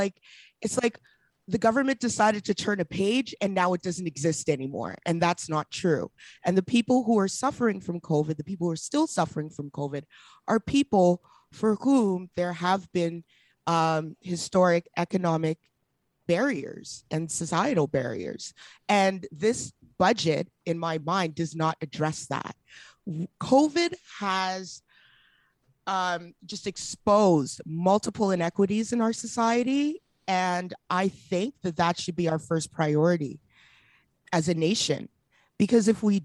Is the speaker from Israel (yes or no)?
no; Edmonton, Alberta, Canada; Hey, this is my first like media for my hometown. {S0} Yeah. {S5} So shout out Edmonton.